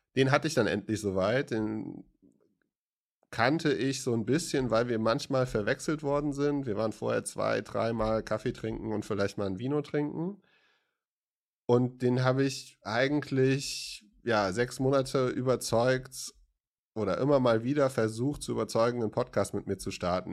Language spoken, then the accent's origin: German; West Germany, Germany; ich bin Wessi